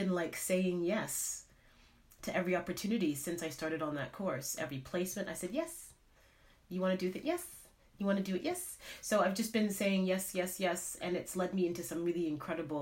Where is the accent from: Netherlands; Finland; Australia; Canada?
Canada; moved away as an adult; now in United Kingdom; I'm from Canada originally, and I've been in the UK now for about 12 years